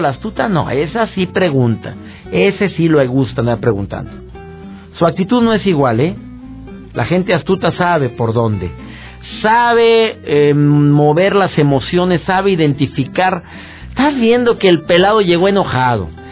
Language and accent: Spanish; Monterrey, Nuevo León, Mexico; soy regio, soy de Monterrey igual que tú